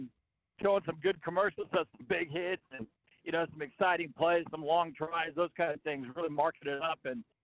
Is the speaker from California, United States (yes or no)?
yes; California, United States; now in Brisbane, Australia; I'm originally from California.